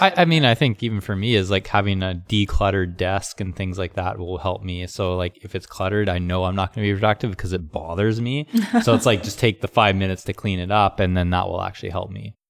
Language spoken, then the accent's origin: English; Canada; now in California, United States; I grew up in Canada, so it was cold in the winter.